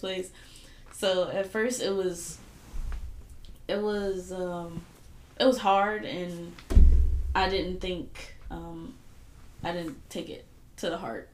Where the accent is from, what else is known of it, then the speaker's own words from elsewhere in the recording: Fayetteville, United States; I grew up in Fayetteville